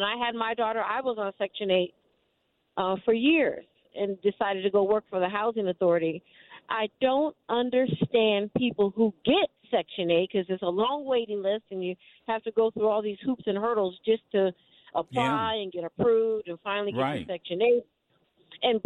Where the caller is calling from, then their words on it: Northern California, United States; I'm calling from Northern California